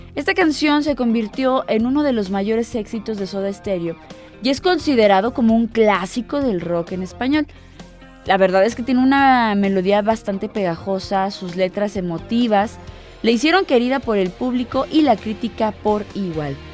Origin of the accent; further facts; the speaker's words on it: Mexico; como mexicanos disfrutamos de nuestras raíces